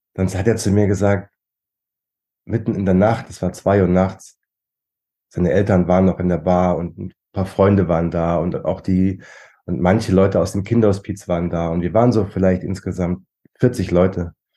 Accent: Germany; bei uns in Deutschland

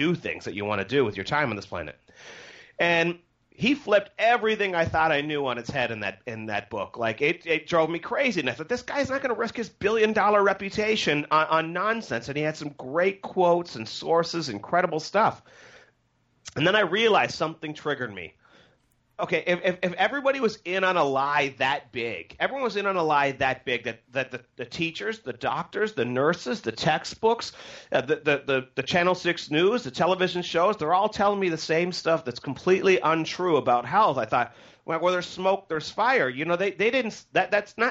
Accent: Canada; I'm from Canada

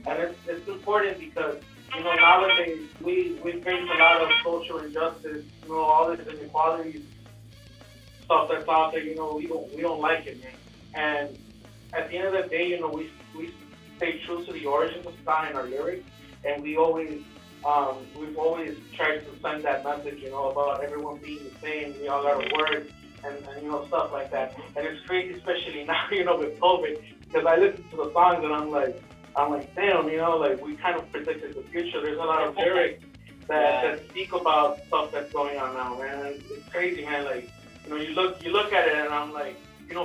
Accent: Chicago, Illinois, United States; We're real people from Chicago

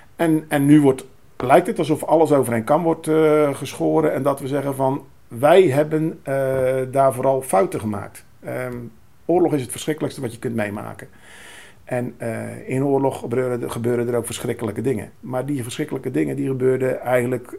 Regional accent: Netherlands; wij eh, als Nederlanders

